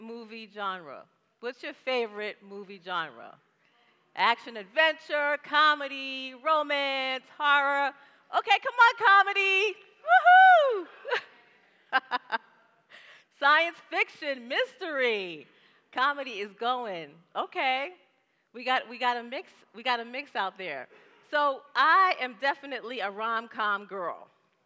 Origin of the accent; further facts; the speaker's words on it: New York City, New York, United States; now in Atlanta, United States; I'm from the Bronx, y'all. So I grew up in an adventure. Living in the Bronx is an adventure